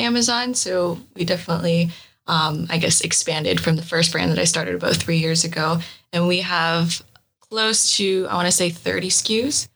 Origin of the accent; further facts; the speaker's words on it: Kitchener, Ontario, Canada; I grew up in a small town called Kitchener in Canada